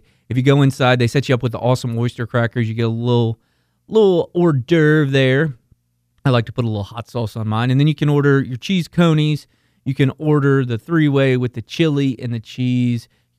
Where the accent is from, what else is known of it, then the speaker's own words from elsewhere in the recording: Kentucky, United States; As I've mentioned, I'm originally from Northern Kentucky, and that's how I got the taste for the cheese coney and the Cincinnati-style chili.